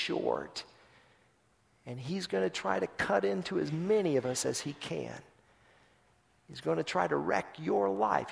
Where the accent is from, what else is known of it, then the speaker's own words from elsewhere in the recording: Tulsa, Oklahoma, United States; my hometown of Tulsa, Oklahoma